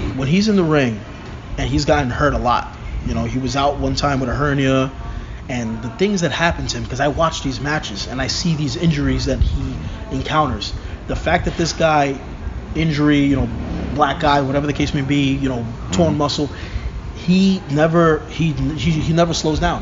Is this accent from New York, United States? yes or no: yes; New York City, New York, United States; born and raised in Brooklyn